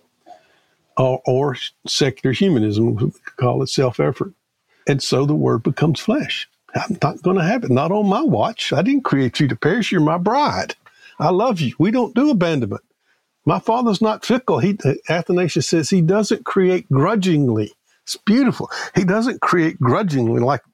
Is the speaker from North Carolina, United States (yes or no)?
no; Prentiss, Mississippi, United States; I grew up in Prentice, Mississippi. That's not only in Mississippi, that's in South Mississippi